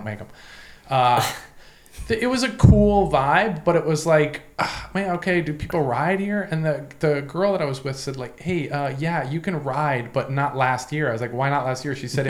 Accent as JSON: {"language": "English", "town": "Boston", "region": "Massachusetts", "country": "United States", "tie": "born or raised there", "moved": "yes", "said": "I grew up in Boston"}